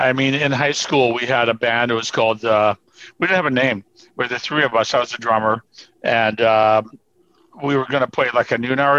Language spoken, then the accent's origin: English; Burnaby, British Columbia, Canada; I grew up in the Vancouver area, right? So my hometown's Burnaby, which is like one suburb of Vancouver.